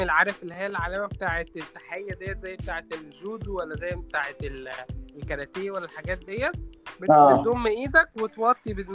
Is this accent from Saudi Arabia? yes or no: no; Egypt; عارف عندنا في مصر كده طبعا مش منتشر في القاهره قوي بس منتشر اكتر في الارياف وفي الصعيد